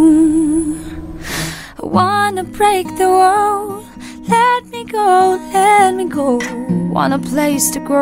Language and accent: English; Israel; I'm Israeli